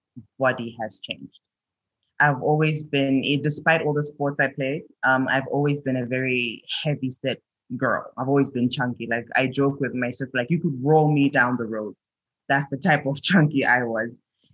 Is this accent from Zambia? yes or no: yes; Lusaka, Lusaka Province, Zambia; also born or lived in Mozambique; I'm from Zambia. I was born in Mozambique, in Maputo, raised across Southern Africa. Settled in Zambia, in Lusaka.